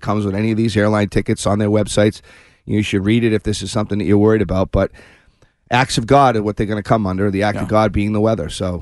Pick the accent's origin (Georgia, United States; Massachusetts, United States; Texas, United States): Massachusetts, United States; Shrewsbury; Shrewsbury. My hometown